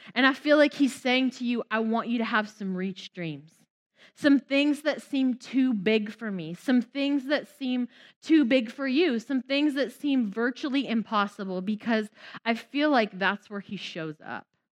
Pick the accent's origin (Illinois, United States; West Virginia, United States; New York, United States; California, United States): West Virginia, United States; moved away; also born or lived in Southlake, Texas; I grew up in West Virginia.